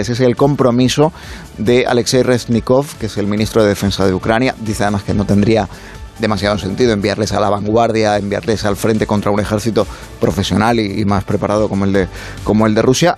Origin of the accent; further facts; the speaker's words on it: Spain; nos suministran aquí en España